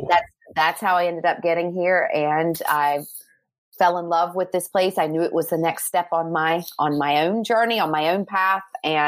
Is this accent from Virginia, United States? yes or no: yes; Martinsville, Virginia, United States; moved away as an adult; now in Ireland; I am from Martinsville, Virginia.